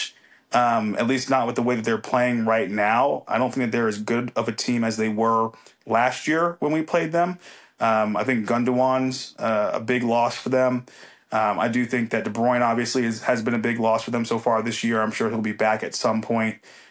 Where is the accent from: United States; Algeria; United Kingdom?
United States; I am still American